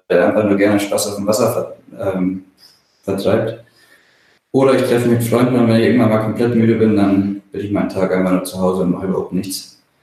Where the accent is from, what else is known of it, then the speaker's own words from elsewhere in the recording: Bavaria, Germany; now in Kiel, Germany; aufgewachsen bin ich ja im Allgäu, also ganz auf der anderen Seite von Deutschland mhm. ähm, und wohne hier in Kiel seit 2009 fest.